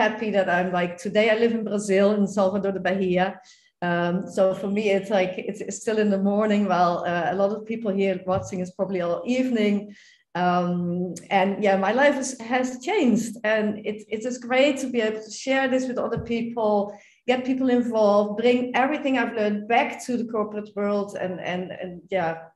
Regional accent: Netherlands; I am from the Netherlands

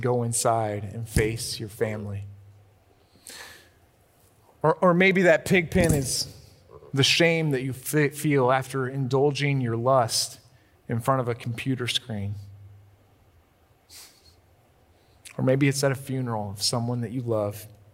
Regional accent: Illinois, United States; I grew up in Illinois

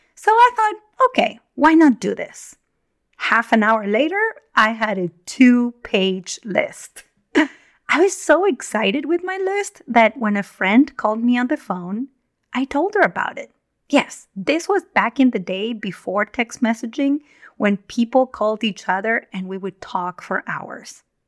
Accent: Argentina; now in Northern California, United States; I was born and raised in Argentina in the Southern Hemisphere

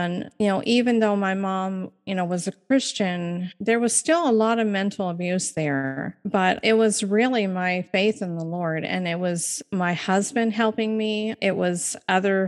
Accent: Maine, United States; I'm from Maine

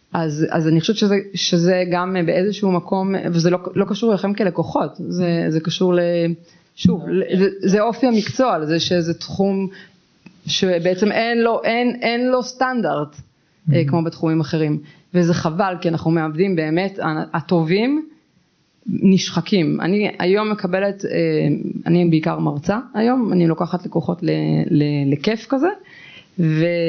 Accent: Southern District, Israel; also born or lived in Be'er Tuvia Regional Council; אני במקור ילידת הדרום אבל היום אני לא גרה כל כך בדרום, אני גרה במועצה אזורית באר טוביה

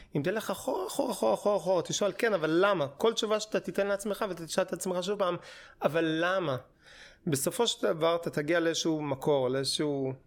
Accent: Hashmonaim, Israel; moved away as an adult; also born or lived in Jerusalem; now in Tel Aviv, Israel; התחלתי ביישוב, זה יישוב אה, דתי, נקרא חשמונאים

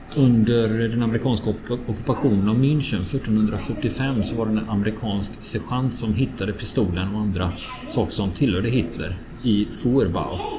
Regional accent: Sweden; som svensk

